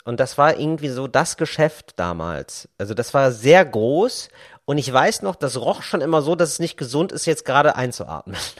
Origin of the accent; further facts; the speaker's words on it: Geldern, North Rhine-Westphalia, Germany; now in Berlin, Germany; die ich früher hatte in meinem Dorf in Geldern, in meiner Kleinstadt